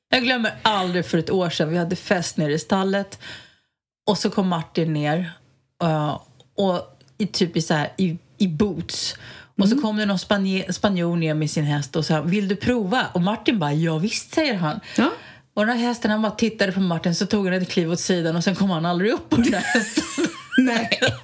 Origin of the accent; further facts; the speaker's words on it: Stockholm, Stockholm County, Sweden; Jag är ju stockholmare i, i benmärgen